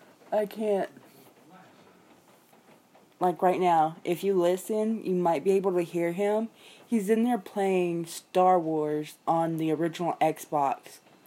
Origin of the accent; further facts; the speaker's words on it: Memphis, Tennessee, United States; I'm from Memphis